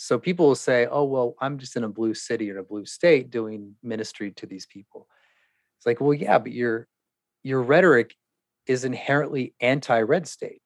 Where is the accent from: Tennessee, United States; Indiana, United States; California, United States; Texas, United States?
California, United States; I was from California